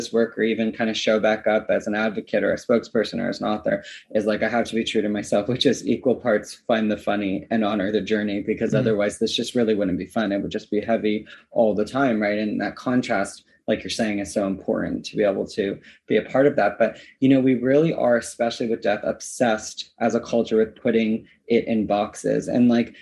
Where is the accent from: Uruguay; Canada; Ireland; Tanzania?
Canada; now in Los Angeles, United States; my hometown in Canada